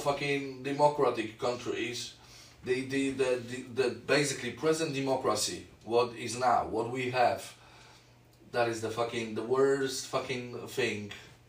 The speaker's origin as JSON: {"language": "English", "country": "Poland", "second_language": "English", "moved": "yes", "lives_now": "United Kingdom"}